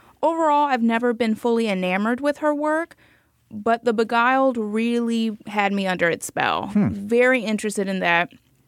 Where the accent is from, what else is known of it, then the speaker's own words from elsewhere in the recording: Miami, Florida, United States; I'm from Miami